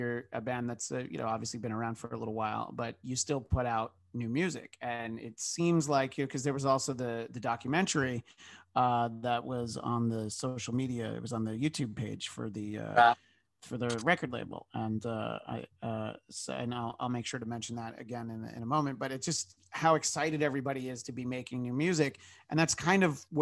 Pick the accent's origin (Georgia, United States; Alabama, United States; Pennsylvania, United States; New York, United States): New York, United States; moved away as an adult; now in Los Angeles, United States; I grew up in New York and I've lived in Los Angeles for more than 15 years.